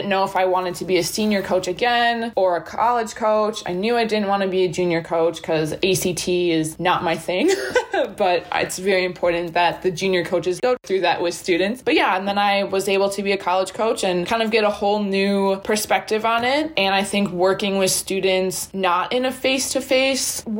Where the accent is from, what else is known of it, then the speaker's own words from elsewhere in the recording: Wisconsin, United States; also born or lived in Ohio / Milwaukee; I'm from Wisconsin originally, went to college in Ohio